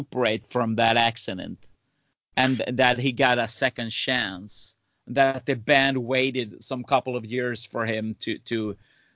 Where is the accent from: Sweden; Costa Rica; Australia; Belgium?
Sweden; Growing up in Sweden